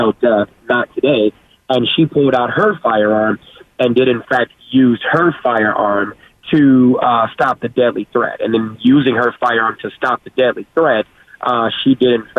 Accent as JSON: {"language": "English", "town": "Chicago", "region": "Illinois", "country": "United States", "tie": "born or raised there", "said": "born and raised in Chicago"}